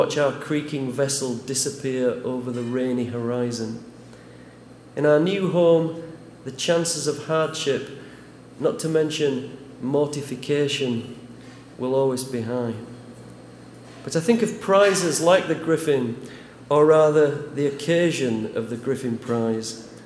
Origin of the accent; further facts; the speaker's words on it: Huddersfield, Yorkshire and the Humber, United Kingdom; born or raised there